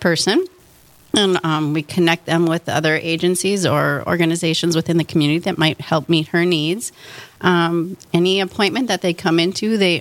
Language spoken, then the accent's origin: English; North Dakota, United States; also born or lived in Duluth, Minnesota / Bismarck, North Dakota / Grand Forks, North Dakota / Fargo, North Dakota; I grew up in North Dakota